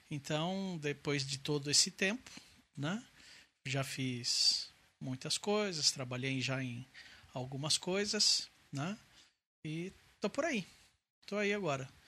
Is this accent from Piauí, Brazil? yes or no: no; Santo André, São Paulo, Brazil; É, eu tenho 49 anos. Nossa. Nasci aqui em Santo André. Né? Então eu moro em Santo André já faz 49 anos.